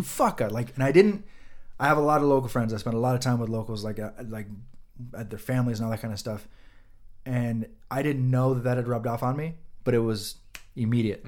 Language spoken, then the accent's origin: English; Nevada, United States; we say things weird in Nevada sometimes